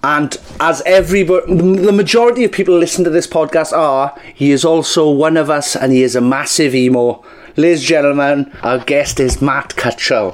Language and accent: English; Welsh, Wales, United Kingdom; We're both Welsh.